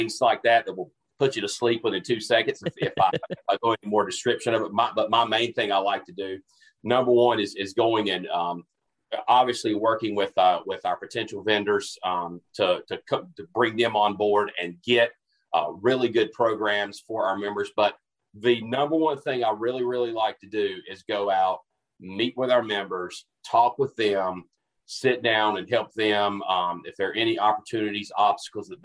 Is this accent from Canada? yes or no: no; Albemarle, North Carolina, United States; I'm from North Carolina originally, from a small little town called Albemarle, North Carolina